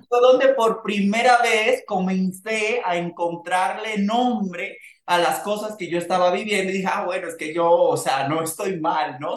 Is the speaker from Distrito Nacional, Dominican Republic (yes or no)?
yes; Santo Domingo Norte, Distrito Nacional, Dominican Republic; moved away as an adult; now in Mexico; en un barrio como las colinas Sabana Perdida, de donde yo soy, de donde es mi familia y vive